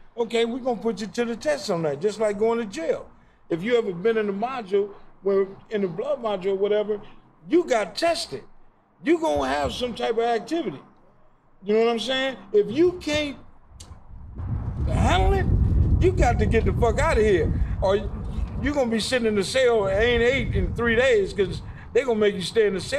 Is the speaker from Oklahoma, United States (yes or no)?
no; Mississippi, United States; Oh, I ain't from nowhere. I'm from Mississippi.